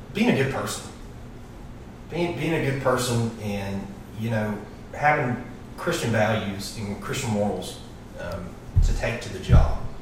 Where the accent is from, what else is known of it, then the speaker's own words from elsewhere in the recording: Louisville, Tennessee, United States; I grew up we've got a big family grew up here locally in uh, louisville tennessee which is uh, you know just right outside of maryville I grew up on a farm